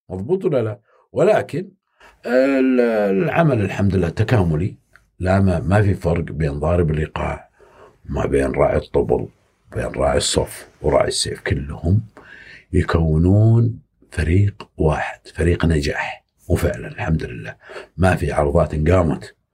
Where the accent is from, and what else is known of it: Saudi Arabia